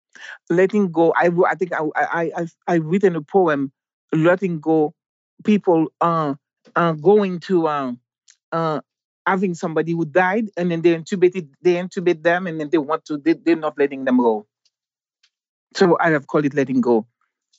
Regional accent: Haiti; moved away as an adult; also born or lived in Mexico / Jamaica / San Diego, California, United States; Growing up in Haiti

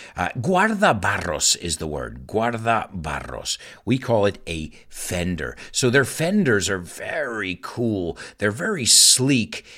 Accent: United States; accent: American English; I'm not British, mate. I'm not British.

